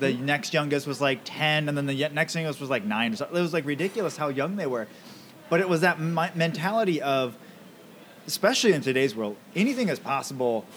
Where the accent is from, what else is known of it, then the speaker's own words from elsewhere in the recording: Camano Island, Washington, United States; I grew up on Kamehameha